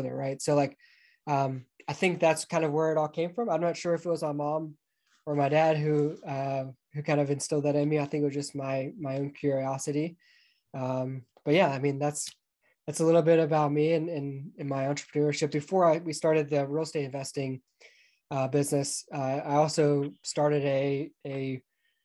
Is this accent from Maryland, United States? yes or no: no; Atlanta, Georgia, United States; moved away; I grew up just outside of Atlanta, Georgia